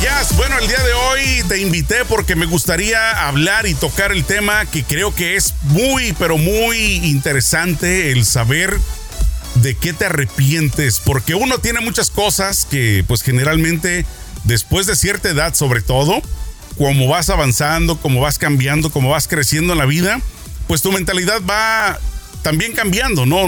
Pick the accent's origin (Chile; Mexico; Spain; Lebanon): Mexico; no todos los mexicanos hablamos fresa